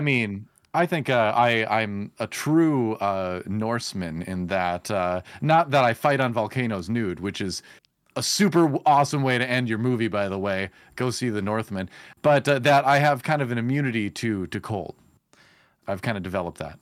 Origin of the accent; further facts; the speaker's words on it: Wisconsin, United States; I was growing up in Wisconsin